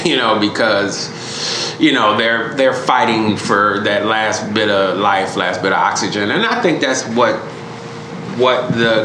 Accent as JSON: {"language": "English", "town": "Chicago", "region": "Illinois", "country": "United States", "tie": "born or raised there", "said": "I grew up in Chicago"}